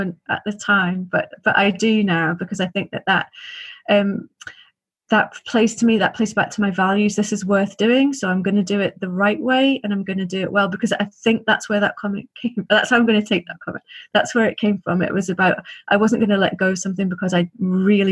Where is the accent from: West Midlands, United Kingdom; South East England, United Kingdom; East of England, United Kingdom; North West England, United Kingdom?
North West England, United Kingdom; Liverpool; I grew up in Liverpool